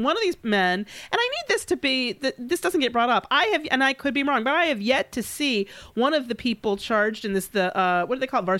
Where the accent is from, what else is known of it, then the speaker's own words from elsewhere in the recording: Detroit, Michigan, United States; my fellow so Detroiter